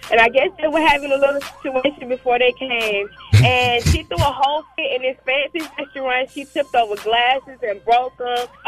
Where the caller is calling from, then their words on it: Jonesboro, Georgia, United States; I'm calling from Jonesboro, Georgia.